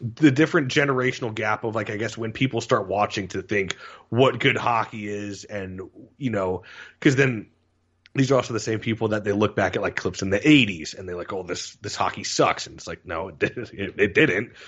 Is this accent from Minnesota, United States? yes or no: no; Florida, United States; being down from Florida, growing up in Florida